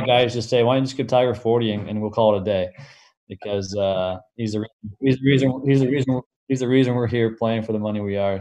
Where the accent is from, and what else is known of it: Canada